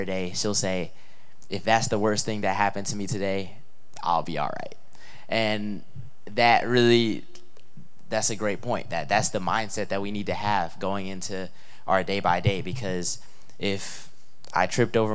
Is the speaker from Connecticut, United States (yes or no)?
yes; Hartford, Connecticut, United States; I was born in Hartford, Connecticut